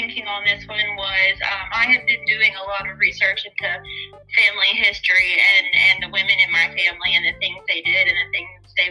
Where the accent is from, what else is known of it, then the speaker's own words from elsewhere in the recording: the South, United States; growing up in the South